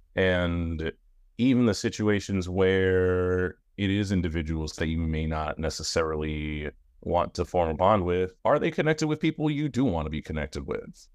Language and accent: English; New York, United States; I'm a New York, I'm a New Yorker